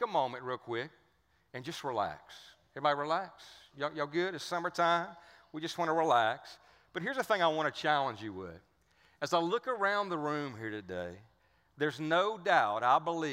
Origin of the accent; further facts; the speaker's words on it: Cajun Louisiana, United States; accent: Cajun; I grew up right down the street from here